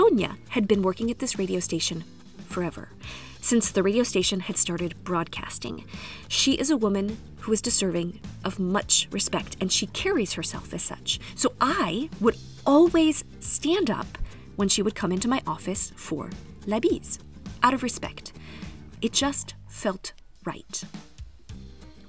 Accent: United States; moved away as an adult; now in France; as an American

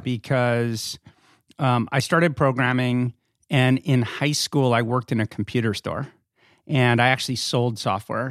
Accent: Northern California, United States; also born or lived in Philadelphia; now in Los Angeles, United States; I grew up in California. I grew up in Northern California

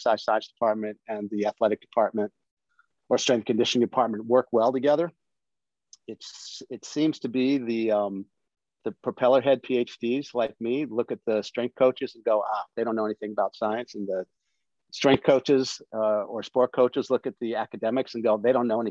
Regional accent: Washington, District of Columbia, United States; I grew up on the East Coast. I grew up in DC

